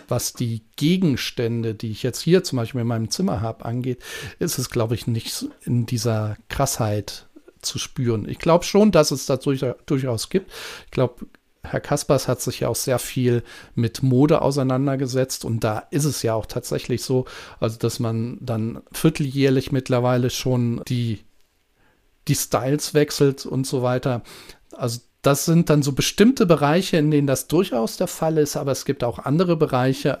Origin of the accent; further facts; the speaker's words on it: Germany; bei uns in Deutschland